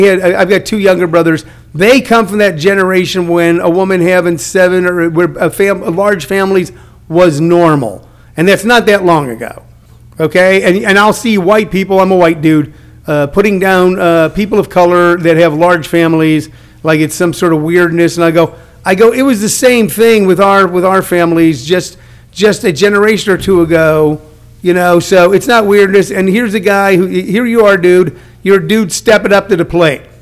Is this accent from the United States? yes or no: yes; House Springs, Missouri, United States; I grew up in a country town. I grew up in House Spring, Missouri.